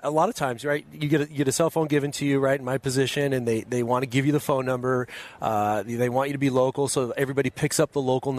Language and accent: English; Los Angeles, California, United States; moved away as an adult; I am so proud of where I came from. I'm so proud of the San Fernando Valley where I grew up. I grew up in Encino, went to a tiny prep school called Montclair Prep in Van Nuys, California, went to UCLA.